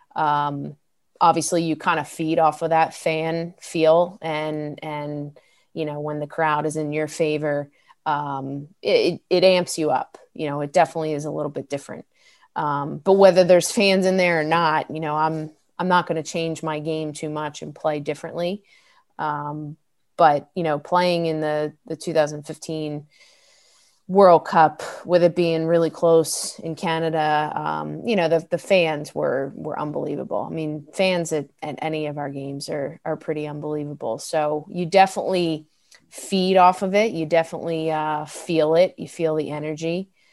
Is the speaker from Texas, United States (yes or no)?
no; Delran, New Jersey, United States; growing up in Del Ran, uh, it was South Jersey, very close to Philadelphia